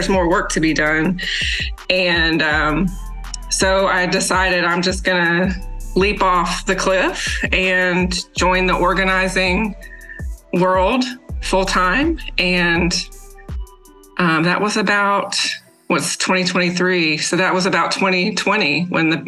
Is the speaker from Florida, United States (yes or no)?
yes; Northwest Florida, United States; moved away as an adult; also born or lived in Alabama / Louisiana; now in Mississippi, United States; Born and raised in the South, I grew up in the Northwest part of Florida